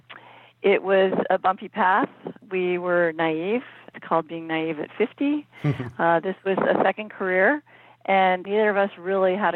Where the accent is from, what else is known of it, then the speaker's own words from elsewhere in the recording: East Coast, United States; moved away; also born or lived in Phoenix; I grew up on the East Coast, and in the summers we would go up to Cape Cod